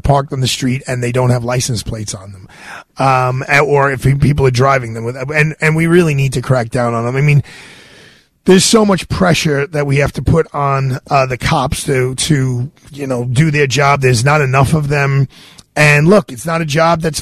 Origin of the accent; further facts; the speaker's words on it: New York City, New York, United States; I grew up in Bay Ridge, Brooklyn